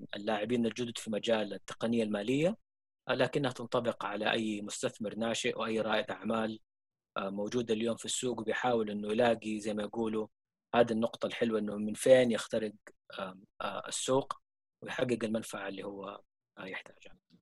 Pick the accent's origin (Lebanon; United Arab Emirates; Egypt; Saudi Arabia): Saudi Arabia; عندنا في السعوديه